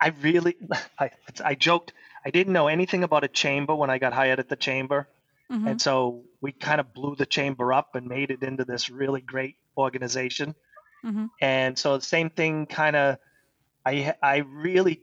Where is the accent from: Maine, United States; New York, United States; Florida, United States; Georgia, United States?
Maine, United States; Saco; also born or lived in Old Orchard Beach, Maine; I grew up in Camp Ellis, so I've been at the beach all my life. I live in Old Orchard now